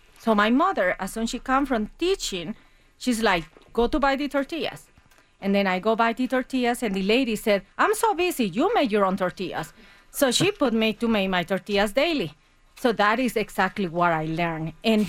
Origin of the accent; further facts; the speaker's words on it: San Salvador, El Salvador; moved away as an adult; also born or lived in Germany; now in Colorado City, United States; So I grew in El Salvador. I live in the capital